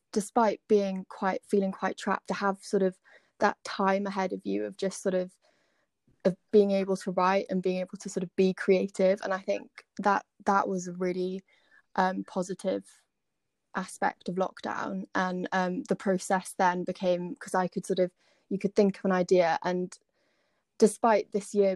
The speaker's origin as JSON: {"language": "English", "town": "Swansea", "region": "Wales", "country": "United Kingdom", "said": "I'm from Swansea, so not too far from Aberdare"}